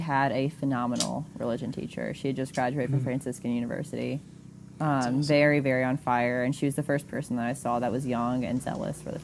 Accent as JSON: {"language": "English", "region": "Mississippi Gulf Coast", "country": "United States", "tie": "born or raised there", "said": "I grew up on the Mississippi Gulf Coast"}